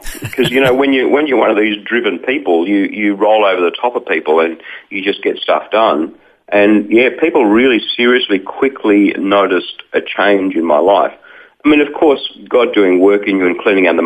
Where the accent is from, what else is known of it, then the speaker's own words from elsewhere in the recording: Wollongong, New South Wales, Australia; I grew up in Wollongong, just south of Sydney